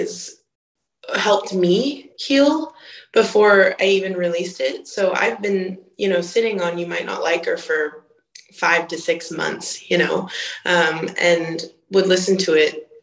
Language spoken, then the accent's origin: English; Boise, Idaho, United States; moved away; I'm from Boise, Idaho.